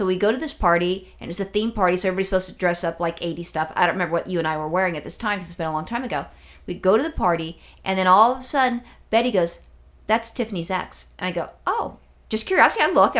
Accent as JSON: {"language": "English", "region": "California", "country": "United States", "tie": "born or raised there", "said": "I'm only a Californian for, you know, my entire life."}